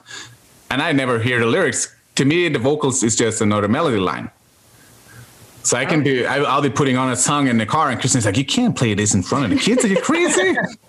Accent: Norway; English is a second language; moved away; also born or lived in Australia; growing up in Norway

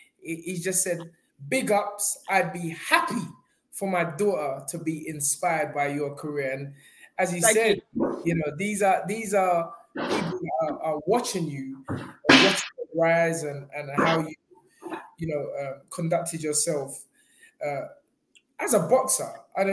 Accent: London, United Kingdom; I'm from Peckham.

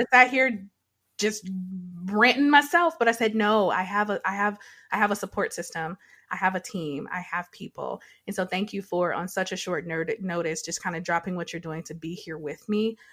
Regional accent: Detroit, Michigan, United States; when I was a child, so I grew up in Detroit

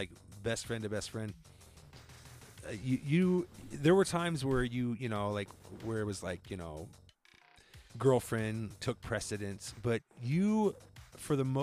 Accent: Colorado, United States; we're from Colorado

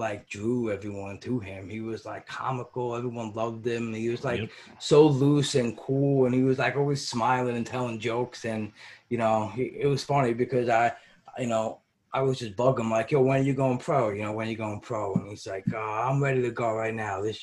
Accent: New York City, New York, United States; I'm from Brooklyn

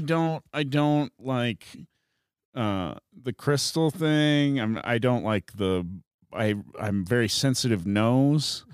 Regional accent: South Dakota, United States; moved away as an adult; also born or lived in San Francisco; now in Colorado, United States; growing up in South Dakota

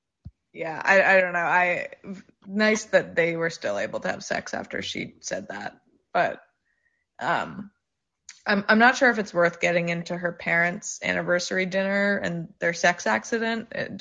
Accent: New York, United States; I'm from New York, and I've had weird sex

